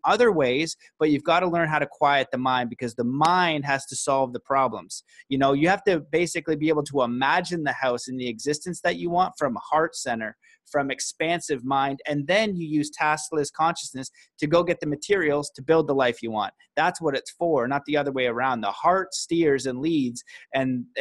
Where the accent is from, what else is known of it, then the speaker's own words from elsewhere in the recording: Canada; a Canadian boy